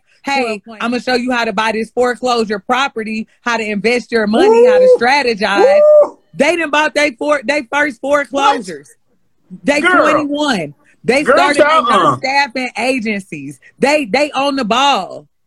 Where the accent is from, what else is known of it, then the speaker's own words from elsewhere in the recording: St. Louis, Missouri, United States; accent: Ebonics; first language Ebonics; my teachers when I was in St. Louis Public